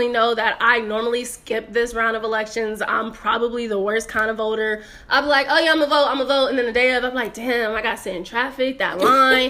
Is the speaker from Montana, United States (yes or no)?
no; Inglewood, California, United States; I was raised in Inglewood